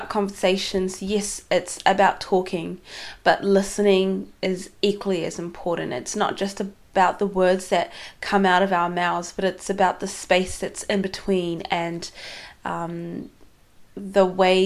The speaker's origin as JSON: {"language": "English", "country": "New Zealand", "tie": "born or raised there", "also_born_or_lived": "Yemen", "said": "Growing up in New Zealand, but having come from Somalia, not actually coming from Somalia, I was born in Yemen, and then I came to New Zealand when I was two, but my parents are both from Somalia"}